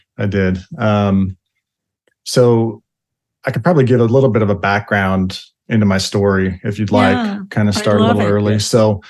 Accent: West Jordan, Utah, United States; moved away as an adult; also born or lived in Salt Lake City, Utah / Budapest, Hungary; now in Kentucky, United States; I left on my mission for the LDS Church in 1997. I'm originally from Utah. I live now in Kentucky, just south of Cincinnati.

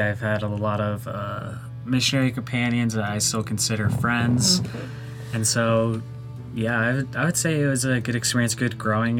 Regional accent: Queen Creek, Arizona, United States; I'm from Queen Creek, Arizona. I grew up in the Mormon church, and that area, there's a lot of LDS people around there, so it was part of the culture. I grew up in it. My family goes pretty far back in the church, I think since the beginning

